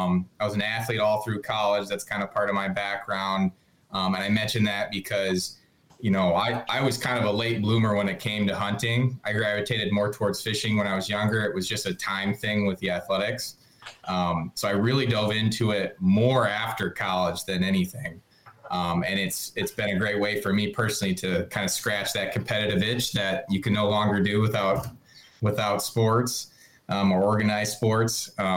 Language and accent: English; Grand Rapids, Michigan, United States; I'm originally from Grand Rapids as well. All three of us are from the western part of Michigan here. Grew up hunting and fishing.